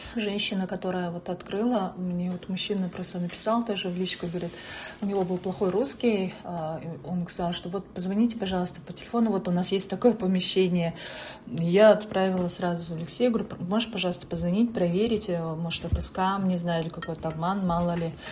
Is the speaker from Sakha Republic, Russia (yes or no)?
no; Buryatia, Russia; also born or lived in Saint Petersburg; now in United States; я вот из Бурятии